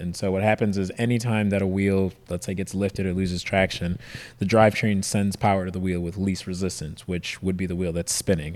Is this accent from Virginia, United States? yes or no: no; Detroit, Michigan, United States; now in San Diego, United States; I moved here from Detroit, so Detroit's the Motor City, so everybody's into cars. Everybody's dad, grandpa has a race car in their garage, so that's just all I grew up around